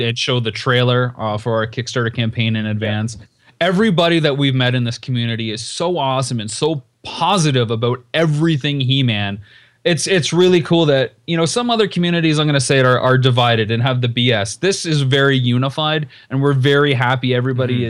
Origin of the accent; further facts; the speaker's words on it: Canada; moved away; my hometown since leaving Canada